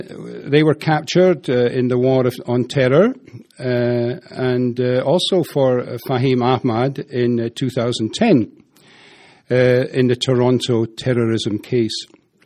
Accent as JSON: {"language": "English", "town": "Dundee", "region": "Scotland", "country": "United Kingdom", "accent": "Dundee", "said": "He doesn't have as good an accent as I do, as a Dundee thing"}